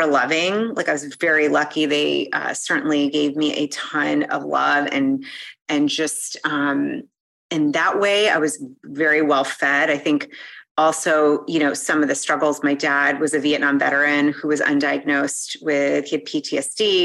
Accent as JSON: {"language": "English", "town": "Newton", "region": "Massachusetts", "country": "United States", "tie": "born or raised there", "said": "I grew up in Boston, right outside of literally to like right next to the area with Harvard"}